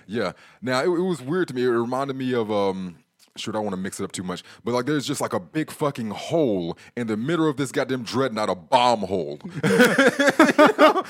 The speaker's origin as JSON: {"language": "English", "country": "United States", "said": "as an American who was around some years ago"}